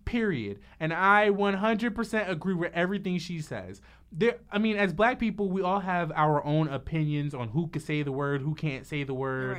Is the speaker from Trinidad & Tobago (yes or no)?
yes; Trinidad & Tobago; me being from Trinidad, I have cousins that are Indian